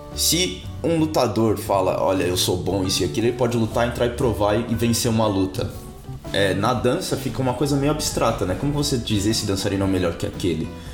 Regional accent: São Paulo, Brazil; also born or lived in Rio de Janeiro, Brazil; now in Auckland, New Zealand; Eu sou de São Paulo, você deve ter percebido pelo meu sotaque.

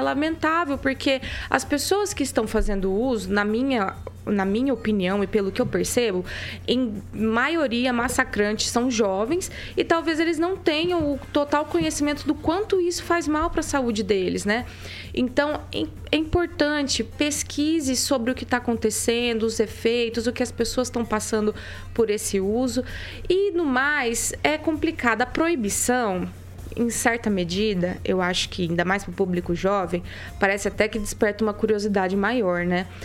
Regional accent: Maringá, Paraná, Brazil; eu sou a única maringaense aqui?

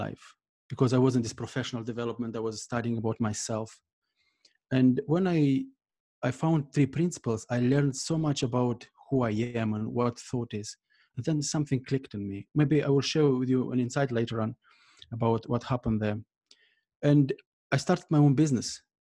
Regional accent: Moldova; moved away as an adult; now in Ireland; I was born in Moldova, and for the first 17 years, I lived there

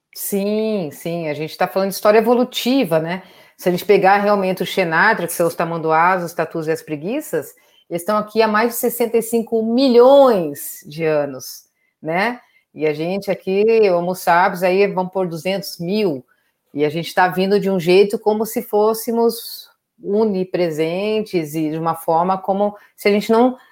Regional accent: Brazil; Eu cresci no Pantanal, mudei para lá, tinha uns três anos

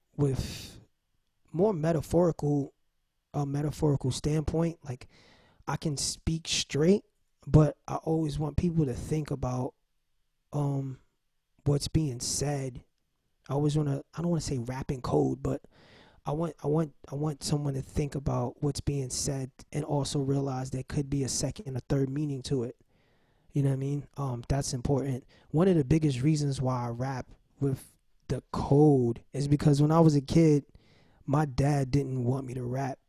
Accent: New York City, New York, United States; I'm from Watson Avenue from the Bronx

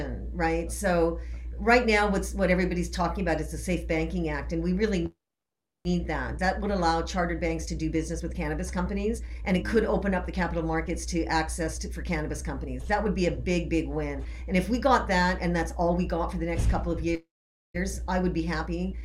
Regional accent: Canada; moved away; I am originally from Canada.

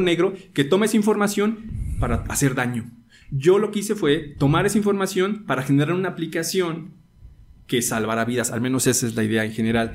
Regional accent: Mexico; porque como mexicanos, yo soy de escuela pública, 100%

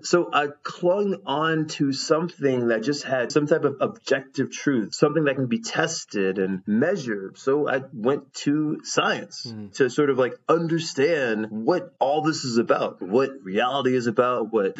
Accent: Baton Rouge, Louisiana, United States; now in Netherlands; I was born in Baton Rouge, Louisiana.

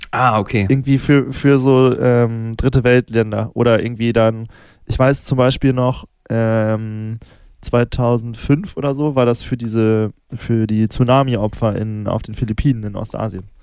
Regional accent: Northern Germany, Germany; Ich komme ja, ich komm ja aus Norddeutschland, das ist ja relativ heidnisch.

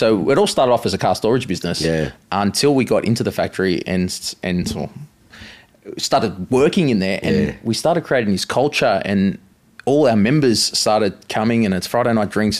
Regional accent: Williamstown, Victoria, Australia; I grew up in Williamstown

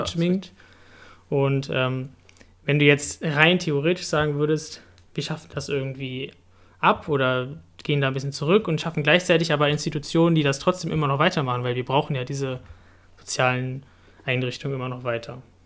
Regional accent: Hanover, Lower Saxony, Germany; ich komme aus Hannover und dort, das Dorf heißt Frieling

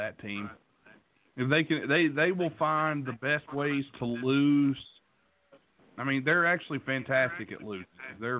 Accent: West Virginia, United States; I'm from West Virginia

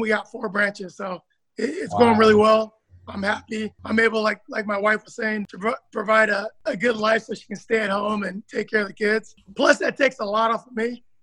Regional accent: Bellevue, Washington, United States; I was born and raised over here in Bellevue, Washington

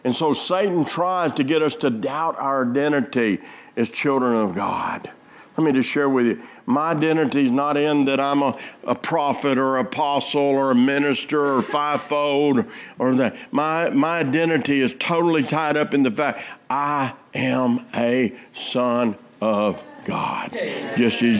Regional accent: Arkansas, United States; I'm from Arkansas

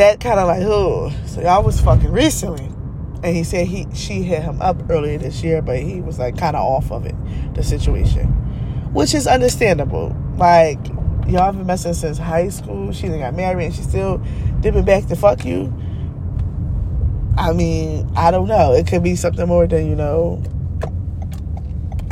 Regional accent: Philadelphia, Pennsylvania, United States; I'm from Philly

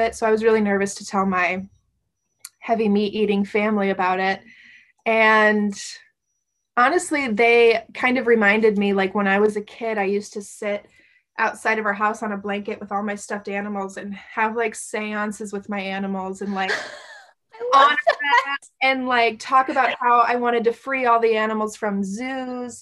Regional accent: Midwest, United States; moved away; also born or lived in East Coast; I grew up in the Midwest. So I grew up around eating a lot of beef and pork and meat and potatoes.

